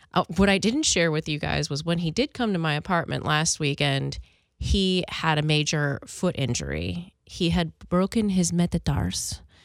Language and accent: English; Philadelphia, Pennsylvania, United States; I grew up in Philly